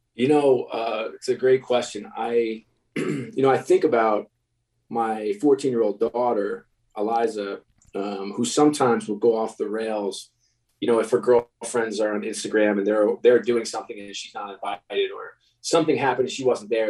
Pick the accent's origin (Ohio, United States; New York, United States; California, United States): New York, United States; I'm a New York kid